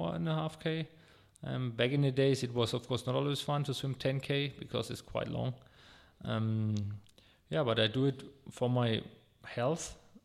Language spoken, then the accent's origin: English; Würzburg, Bavaria, Germany; I'm born here in Würzburg, and for me personally, it's absolutely my hometown. I grew up here, and all my friends are here. I went to school here, I went to university, I did all my trainings here in Würzburg.